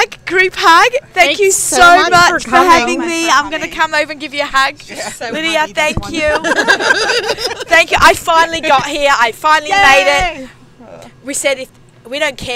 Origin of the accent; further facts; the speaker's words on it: Sydney, New South Wales, Australia; now in New York, United States; I grew up on it in Australia.